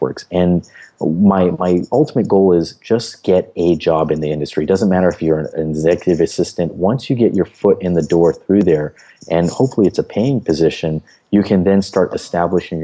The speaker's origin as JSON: {"language": "English", "country": "United States", "said": "as an American"}